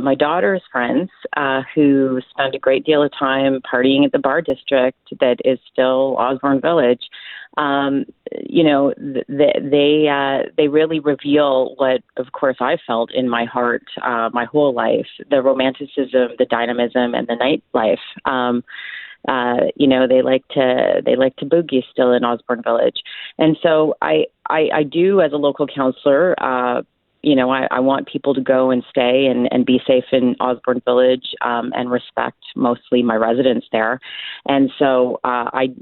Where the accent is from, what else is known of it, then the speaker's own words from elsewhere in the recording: Ottawa, Ontario, Canada; also born or lived in Toronto / Montreal; now in Winnipeg, Canada; I grew up in Ottawa.